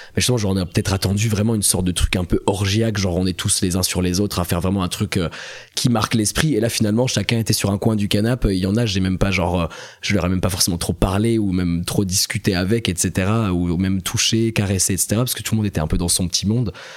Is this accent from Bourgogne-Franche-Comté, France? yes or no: yes; Besançon, Bourgogne-Franche-Comté, France; moved away as an adult; also born or lived in Strasbourg; now in Paris, France; j'ai grandi en Franche-Comté, à Besançon pendant 17 ans